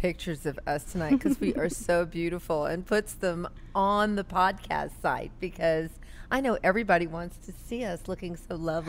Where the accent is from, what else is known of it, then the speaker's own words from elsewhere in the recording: New Orleans, Louisiana, United States; also born or lived in California; I'm a hometown girl. I grew up in New Orleans.